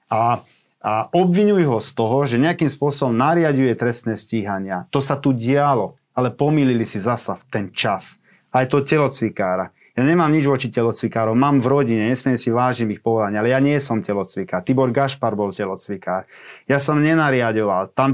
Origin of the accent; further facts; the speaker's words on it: Komárno, Nitra Region, Slovakia; vo večerných hodinách som bol už doma v Komárne u svojich rodičov